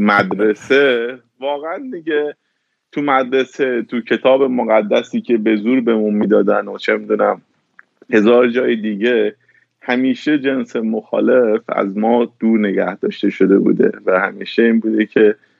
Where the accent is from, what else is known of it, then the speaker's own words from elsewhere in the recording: Iran; now in United States; من وقتی از ایران اومدم بیرون اومدم آمریکا